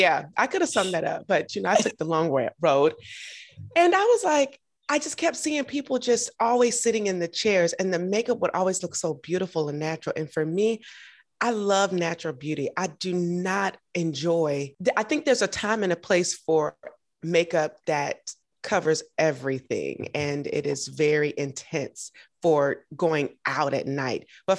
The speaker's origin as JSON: {"language": "English", "town": "Augusta", "region": "Georgia", "country": "United States", "also_born_or_lived": "Atlanta", "said": "I'm from Augusta, Georgia. We don't have a Nordstrom's."}